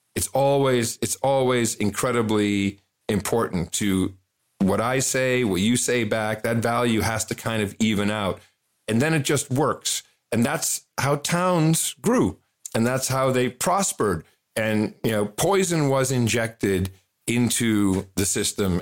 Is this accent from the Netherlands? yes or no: yes; Netherlands; moved away; I grew up in the Netherlands.